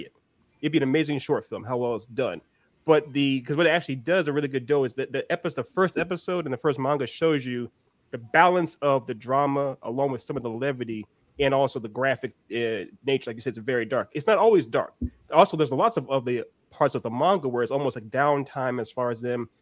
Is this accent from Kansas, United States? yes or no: no; Virginia, United States; also born or lived in outside Philadelphia, Pennsylvania; I grew up outside of Philly until I was about 8 years old. Then moved to Virginia